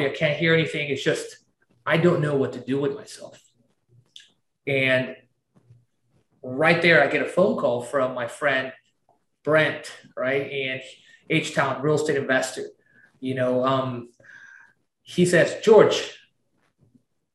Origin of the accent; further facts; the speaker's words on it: Tarapoto, San Martín, Peru; also born or lived in Lima, Peru; now in Houston, United States; I was born in Peru, small little town. And I am from this little town called Tarapoto, right? And I lived in Lima, the capital